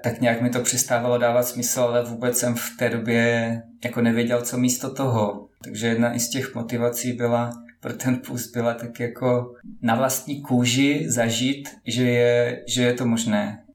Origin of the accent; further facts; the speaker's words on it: Moravia, Czechia; Pocházím z Moravy